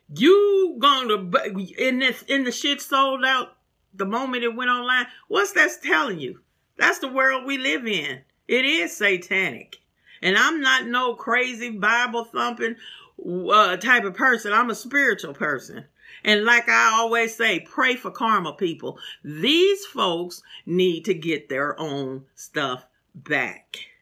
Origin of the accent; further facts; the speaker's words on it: St. Louis, Missouri, United States; moved away; my hometown of St. Louis